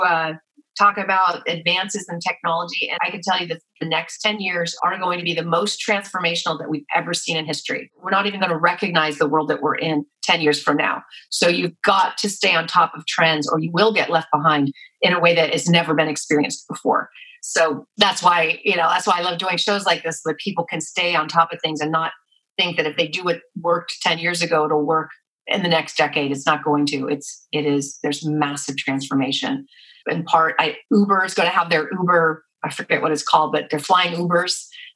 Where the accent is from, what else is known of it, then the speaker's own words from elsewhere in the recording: San Francisco Bay Area, California, United States; I'm from the San Francisco Bay Area